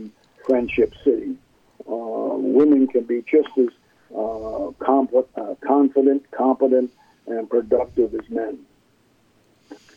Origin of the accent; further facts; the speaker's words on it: Milwaukee, Wisconsin, United States; moved away; also born or lived in California / New Jersey; my parents got divorced when I was two. And my mother, we moved from California to Milwaukee, Wisconsin.